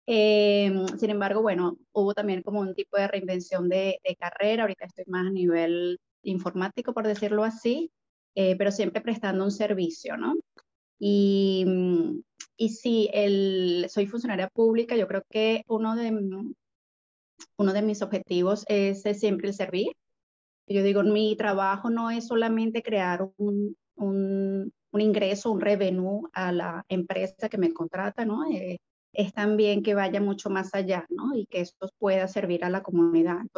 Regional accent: Venezuela; moved away as an adult; also born or lived in Colombia; now in Montreal, Canada; Nací en Colombia, eh, a los seis meses eh, mi mamá fue para Venezuela, entonces toda mi toda mi juventud, niñez, eh, adultez, estuve en Venezuela, eh, estudié, trabajé y bueno, emigré aquí a Canadá, eh, llegué directo a Montreal hace ya prácticamente 10 años.

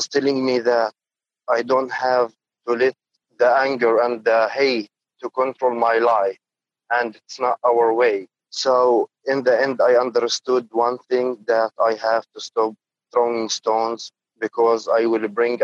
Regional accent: Jerusalem, East Jerusalem, Palestine; I am a Palestinian guy. I was born in East Jerusalem in 94

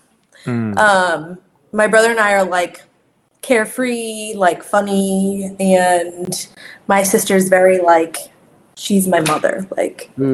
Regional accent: Deer Park, New York, United States; moved away as an adult; I'm from Deer Park

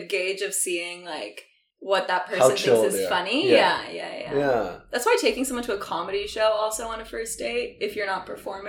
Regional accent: Vancouver, British Columbia, Canada; moved away as an adult; also born or lived in Toronto; I grew up in Vancouver, but I just recently moved back.

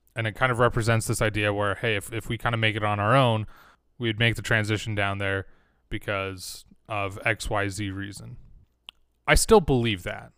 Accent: Utah, United States; growing up in Utah all my life

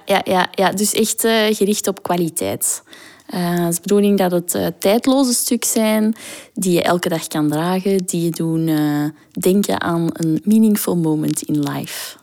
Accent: Botswana; moved away; also born or lived in South Africa / Kenya; In Zuid-Afrika. En ik ben opgegroeid in Botswana.

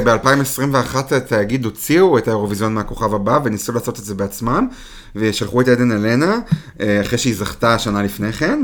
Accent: Israel; מבחינתנו כישראלים

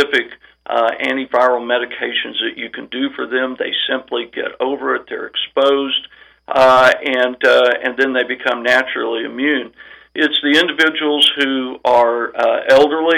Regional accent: southwest Missouri, United States; moved away as an adult; also born or lived in Columbia, Missouri / Oklahoma / New Orleans, Louisiana / Rogers, Arkansas; now in Arkansas, United States; I'm from Missouri, grew up on a farm in southwest Missouri

